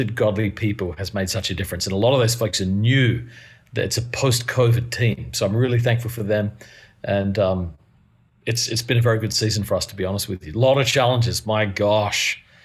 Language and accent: English; Adelaide, South Australia, Australia; moved away as an adult; also born or lived in Melbourne, Australia / Perth, Australia; now in New York City, United States; I'm originally from Adelaide, Australia. Born in Melbourne, 8 years in Perth, 10 years in Adelaide